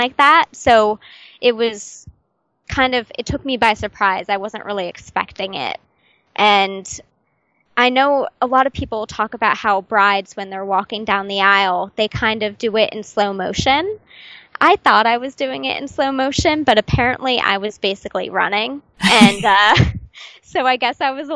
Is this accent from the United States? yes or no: yes; United States; I'm from America